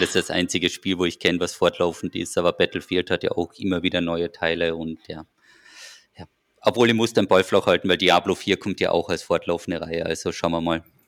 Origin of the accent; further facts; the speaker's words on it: Austria; als Österreicher